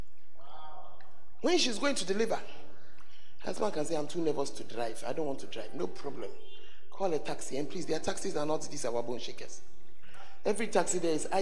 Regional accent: Ghana; I'm a Ghanaian. I'm going to go back to Ghana

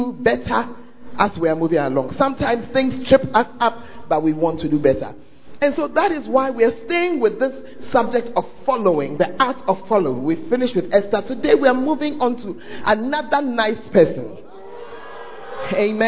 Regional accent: Ghana; Why do Ghanaians, why do we sound the same

